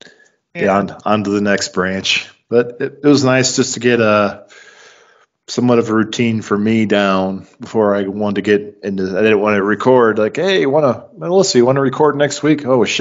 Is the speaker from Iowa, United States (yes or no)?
yes; Clinton, Iowa, United States; I moved out of my apartment into my dad's house, back into my hometown of Clinton, Iowa.